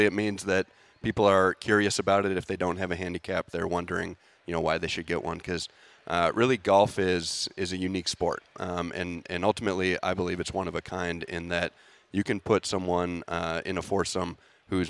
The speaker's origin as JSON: {"language": "English", "town": "Bloomington", "region": "Minnesota", "country": "United States", "tie": "born or raised there", "moved": "as an adult", "said": "I grew up here in Minnesota, grew up in Bloomington"}